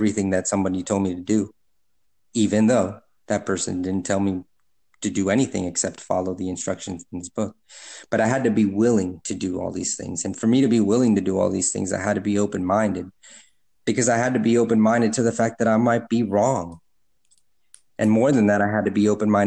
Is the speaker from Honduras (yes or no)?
yes; Honduras; moved away; I'm from Honduras